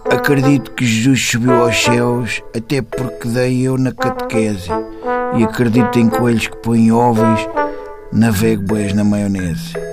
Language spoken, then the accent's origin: Portuguese; Moscavide, Lisbon, Portugal; uh, sou de Moscavide.